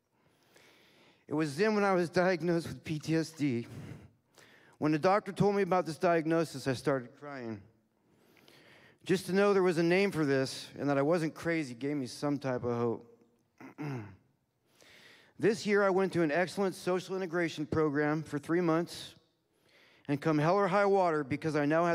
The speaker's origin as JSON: {"language": "English", "town": "Castro Valley", "region": "California", "country": "United States", "tie": "born or raised there", "said": "I was born in Castro Valley, California. I was raised in a Christian yet dysfunctional family."}